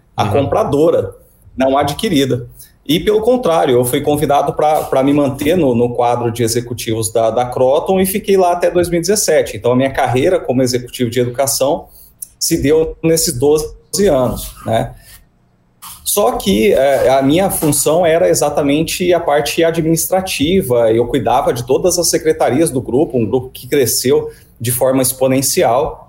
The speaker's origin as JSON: {"language": "Portuguese", "town": "Campo Grande", "region": "Mato Grosso do Sul", "country": "Brazil", "tie": "born or raised there", "also_born_or_lived": "Cuiabá, Mato Grosso", "moved": "as an adult", "said": "Eu sou natural aqui de Campo Grande, Mato Grosso do Sul, mas fui para Cuiabá é, para trabalhar"}